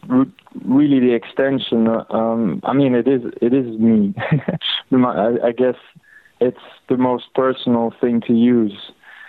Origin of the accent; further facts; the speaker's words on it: Belgium; I grew up in Belgium.